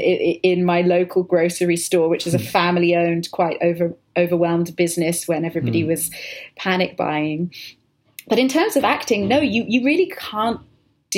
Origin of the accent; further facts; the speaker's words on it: United Kingdom; I'm being British, but I've worked in an American accent for quite a while